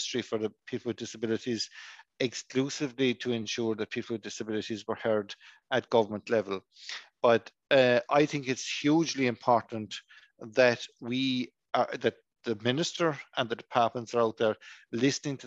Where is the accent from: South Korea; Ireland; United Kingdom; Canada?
Ireland; Kiskeam, Munster; I am from County Cork. I come from a tiny little village on the Cork-Kerry border